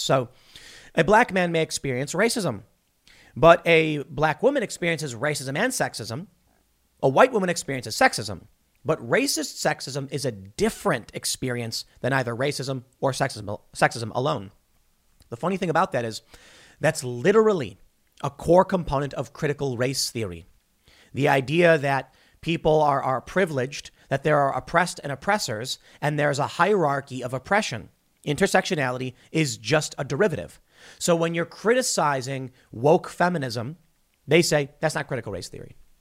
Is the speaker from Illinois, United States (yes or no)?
yes; Chicago, Illinois, United States; moved away; I come from the city. I grew up in Chicago